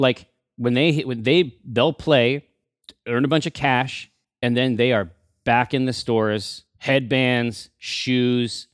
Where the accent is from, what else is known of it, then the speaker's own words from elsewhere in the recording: Sumner, Washington, United States; I'm from Sumner. So for me, like, Tacoma was, like, the big city.